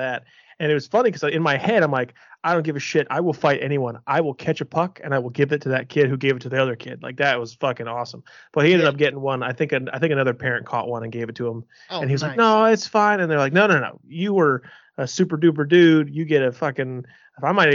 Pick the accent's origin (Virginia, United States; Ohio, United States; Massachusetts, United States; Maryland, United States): Ohio, United States; Cleveland; I'm from Cleveland